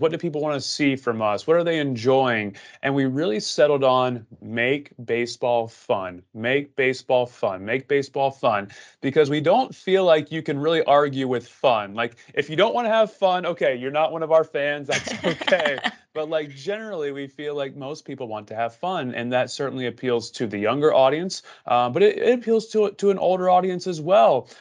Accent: Southeast of the United States, United States; I grew up in the Southeast of the United States

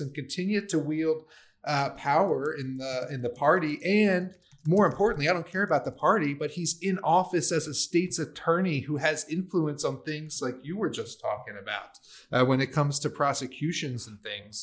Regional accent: Maryland, United States; I grew up with it in Maryland.

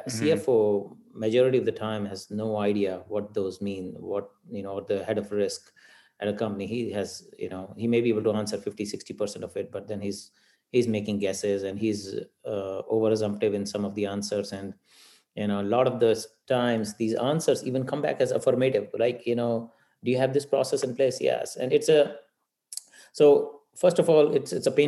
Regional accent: India; moved away; growing up in India, we've grown up with cows

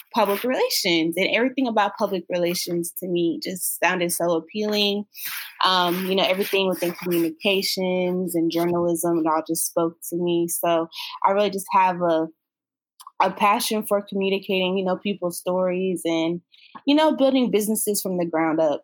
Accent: Florida, United States; moved away as an adult; also born or lived in Jacksonville, Florida; now in Atlanta, United States; I'm from Florida. I spent most of my life in Florida

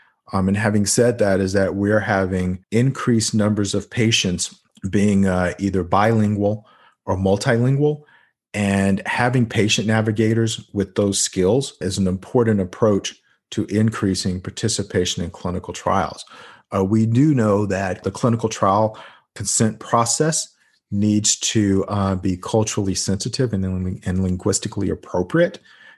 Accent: North Carolina, United States; introduced by Senator Richard Burr from my home state of North Carolina and Ben Cardin.

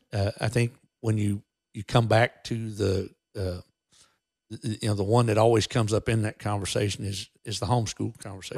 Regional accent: Texas, United States; we as American citizens and as Texans

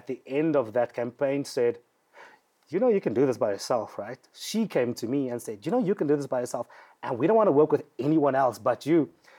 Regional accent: Cape Town, Western Cape, South Africa; growing up in Mitchell's Plain in the hood

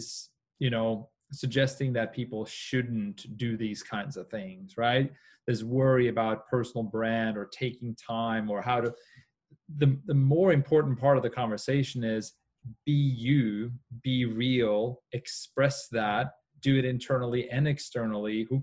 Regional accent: Norway; I grew up in Norway

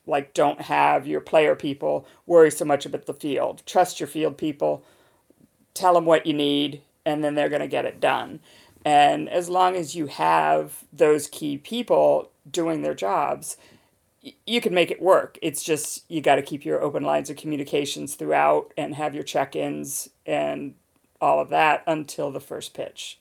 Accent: United Kingdom; now in Boston, United States; when you're in London, when you're in my home country.

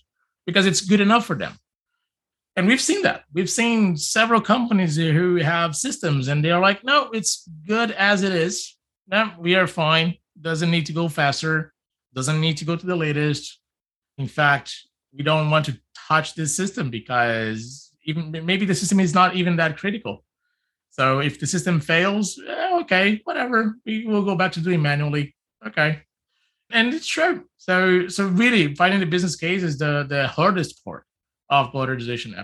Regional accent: Brazil; also born or lived in California; now in Vancouver, Canada; I'm from Brazil. I've lived in California and now I live in Vancouver

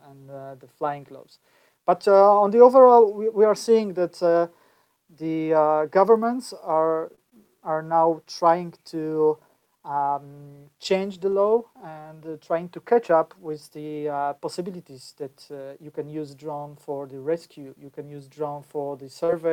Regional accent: Poland; I'm from Poland

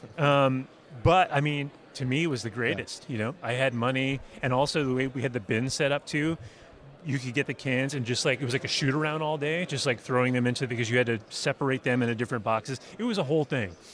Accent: Massachusetts, United States; I grew up in Massachusetts

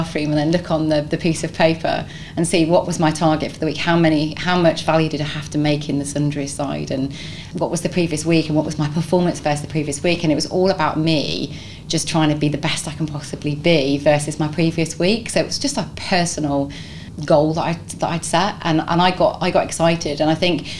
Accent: London, United Kingdom; now in Nottingham, United Kingdom; I'm not from Nottingham. Nottingham's my adopted home. I'm actually from London originally

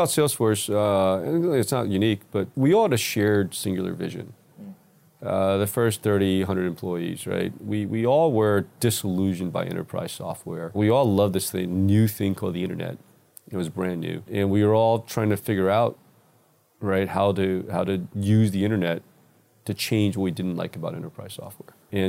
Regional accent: New York City, New York, United States; I grew up in New York City, call it the 70s and 80s, right? So a little different New York than these days, pre-internet, pre-tech, pre-computers.

